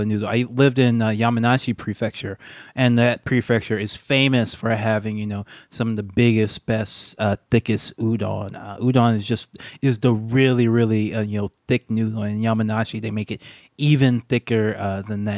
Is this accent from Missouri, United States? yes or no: no; Baton Rouge, Louisiana, United States; moved away; also born or lived in Japan; my hometown, Baton Rouge, Louisiana